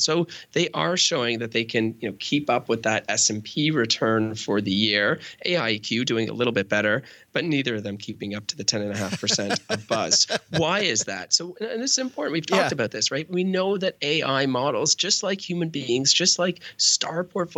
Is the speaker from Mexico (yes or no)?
no; Canada; I'm Canadian